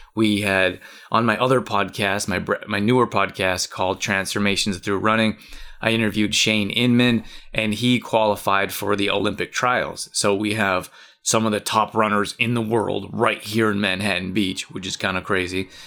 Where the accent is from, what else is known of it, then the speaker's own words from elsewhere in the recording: Canada; I grew up in Canada